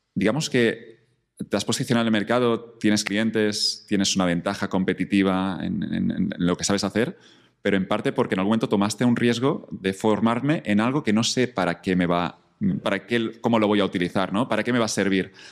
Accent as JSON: {"language": "Spanish", "region": "Catalonia", "country": "Spain", "moved": "yes", "said": "me reconectó con Cataluña un poco, con mi tierra"}